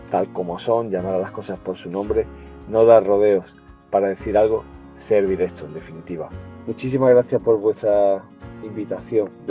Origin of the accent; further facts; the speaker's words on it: Spain; soy de España.